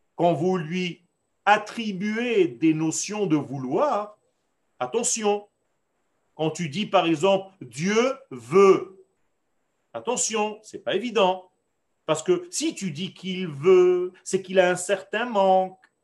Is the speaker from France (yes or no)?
no; Israel; first language Hebrew; French is a second language; moi qui suis né en Israël, dont le langage était l'hébreu dans ma nature j'ai appris le français, sur le tard